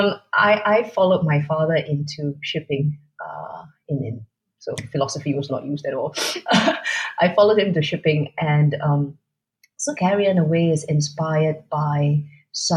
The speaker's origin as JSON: {"language": "English", "country": "Singapore", "said": "I am nevertheless Singaporean"}